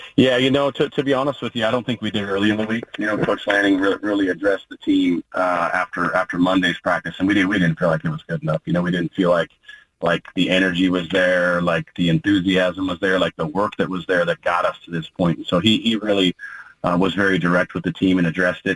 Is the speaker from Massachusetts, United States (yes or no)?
no; Oregon, United States; what I consider to be my home state school, where, where my wife's from, and, and, really where my formative years were spent